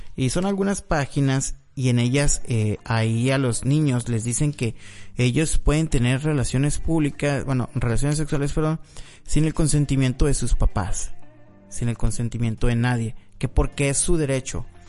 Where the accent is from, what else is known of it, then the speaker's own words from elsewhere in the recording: Mexico; los mexicanos somos